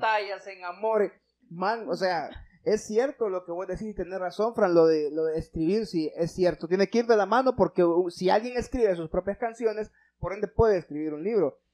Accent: Honduras; nosotros como hondureños

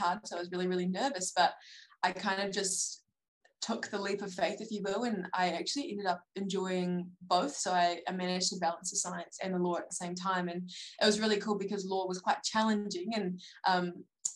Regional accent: Palmerston North, Manawatū-Whanganui, New Zealand; moved away as an adult; now in Dunedin, New Zealand; I grew up in Palmerston North, so it's kind of a central North Island kind of area

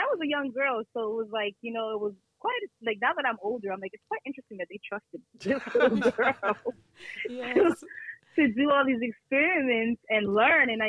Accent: Brooklyn, New York, United States; also born or lived in Canada; now in Plattsburgh, United States; I originally came to Plattsburgh because of my parents. I was living, so I'm originally from Brooklyn, New York, but I lived in Canada.

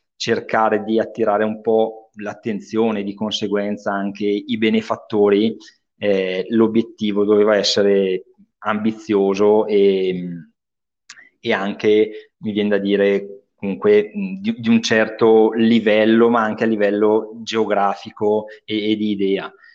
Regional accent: Bergamo, Lombardy, Italy

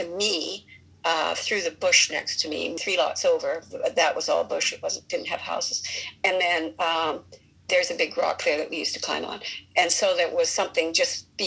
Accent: North Vancouver, British Columbia, Canada; now in Vancouver, Canada; when I was growing up in Deep Cove

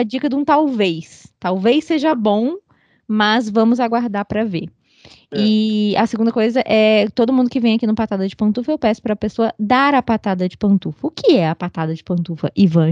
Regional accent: Sobradinho, Federal District, Brazil; eu morei na região rural de Sobradinho

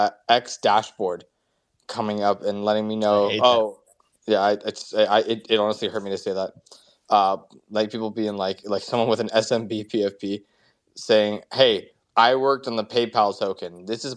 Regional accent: United States; I always get a lot of FOMO for being an American whenever you guys talk about, like, you know, all these places.

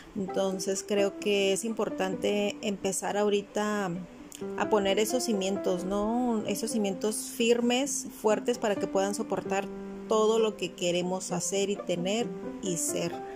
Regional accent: La Paz, Baja California Sur, Mexico; also born or lived in Tijuana; now in Cabo San Lucas, Mexico; yo soy de La Paz

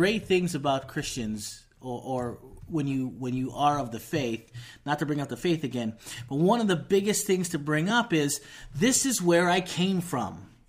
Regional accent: Oahu, Hawaii, United States; Growing up in Oahu

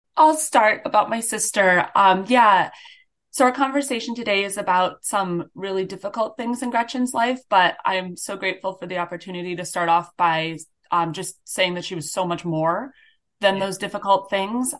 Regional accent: Grand Island, New York, United States; now in Midwest, United States; I grew up on Grand Island, and I attended Whitehaven Road Baptist Church

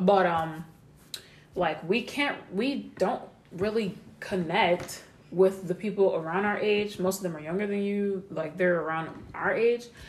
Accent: United States; I have African background, but I grew up in America.

